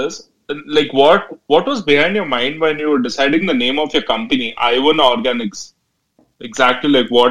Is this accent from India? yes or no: yes; India; I'm from India